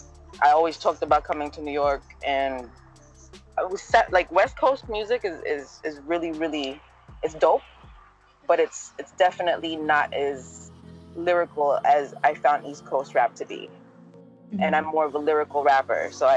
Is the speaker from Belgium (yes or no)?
no; Philippines; born there; moved away; I was born in the Philippines. Mm-hmm. I had I lived in a really kind of bad, not a bad environment, but it wasn't an easy life back home.